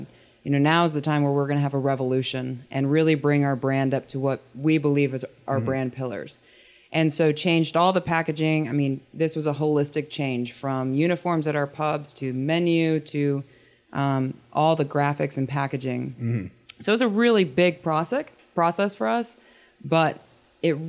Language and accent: English; Tennessee, United States; I'm from Tennessee